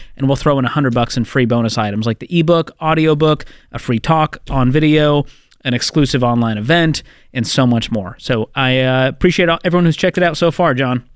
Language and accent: English; Boston, Massachusetts, United States; my hometown, Boston, Massachusetts.